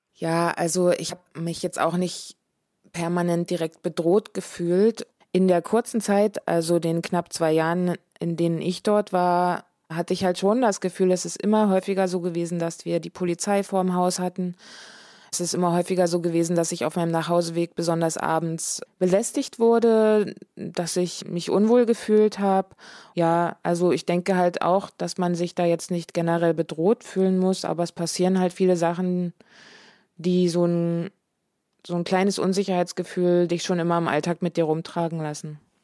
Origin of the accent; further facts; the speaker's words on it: Dresden, Saxony, Germany; moved away as an adult; also born or lived in Berlin; zurück nach Dresden zu gehen, in meine alte Heimat sozusagen, in der ich viele, viele, viele Jahre gelebt habe schon